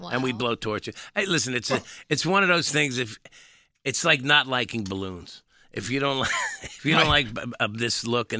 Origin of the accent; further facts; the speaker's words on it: Hazlet, New Jersey, United States; I grew up in Hazlitt.